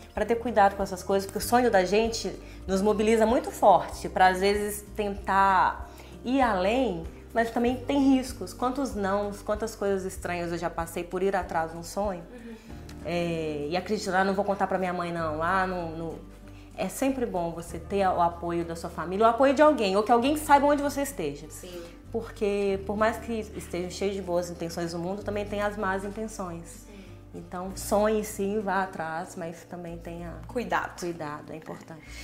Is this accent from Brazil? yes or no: yes; Minas Gerais, Brazil; eu sou de Minas